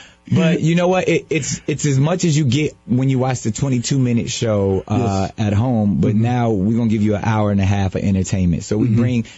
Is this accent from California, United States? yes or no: yes; San Diego, California, United States; Our next one is in San Diego, California, my hometown.